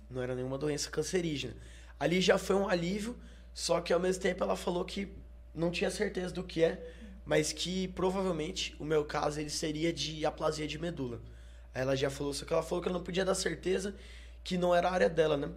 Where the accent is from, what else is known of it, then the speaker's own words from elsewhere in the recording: Pouso Alegre, Minas Gerais, Brazil; Sou de Pouso Alegre, nascido e criado.